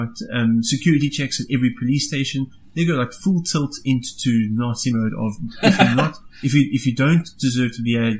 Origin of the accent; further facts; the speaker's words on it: South Africa; as a South African